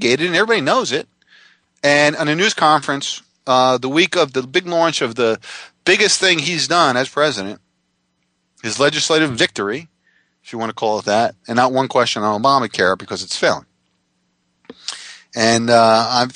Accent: Jackson Township, United States; my hometown Jackson Township high school newspaper

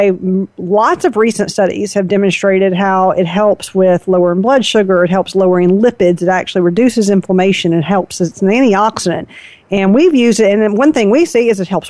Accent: the South, United States; I'm from the South.

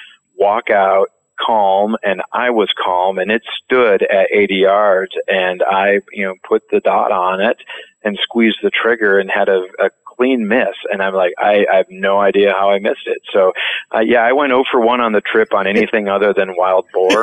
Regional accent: Minnesota, United States; also born or lived in France; I'm from Minnesota, and we were populated by a bunch of Swedes

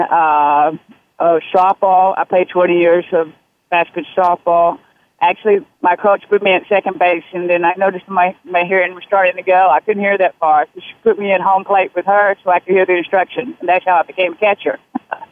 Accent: Deep South, United States; I was born in the Deep South.

